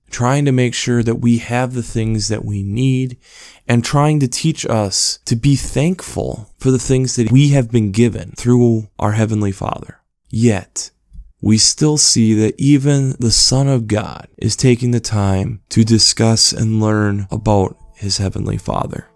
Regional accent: Minnesota, United States; being a Minnesotan and being in northern Minnesota

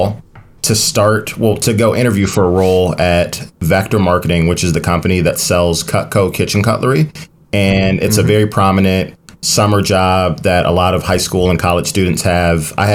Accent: Maywood, Illinois, United States; I'm from Maywood, Illinois.

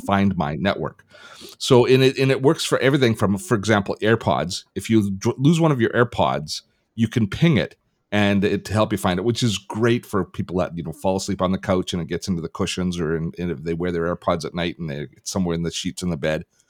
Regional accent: Canada; I'm Canadian

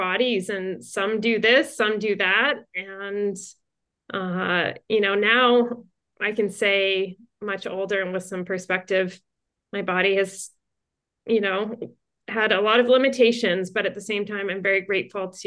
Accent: New Jersey, United States; moved away as an adult; also born or lived in Montreal, Canada / Toronto, Canada; now in Los Angeles, United States; I was born to a big Irish Catholic family in Montreal. I'm the youngest of five girls, so a lot of feminine energy in my house. Then we moved to New Jersey. When I was little, I grew up in New Jersey, and then I went back to Canada

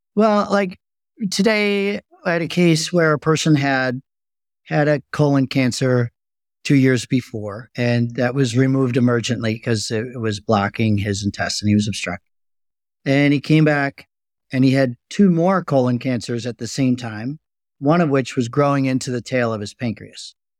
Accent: just outside of Chicago, Illinois, United States; I grew up just outside of Chicago

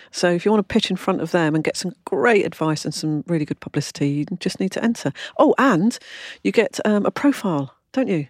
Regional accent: London, United Kingdom; I come from London

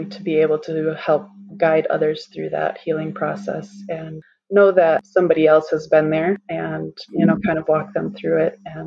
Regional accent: Wisconsin, United States; moved away as an adult; also born or lived in South Carolina; I'm from Wisconsin originally and live back in Wisconsin again now

